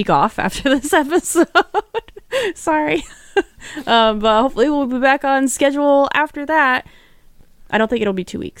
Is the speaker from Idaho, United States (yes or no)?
no; New Jersey, United States; I'm from New Jersey.